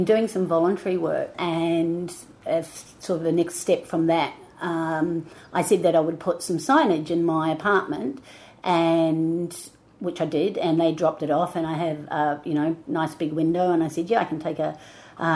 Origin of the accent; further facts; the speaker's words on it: New Zealand; now in Melbourne, Australia; I am originally from New Zealand, but I've been living in Australia and Melbourne particularly for 30 plus years.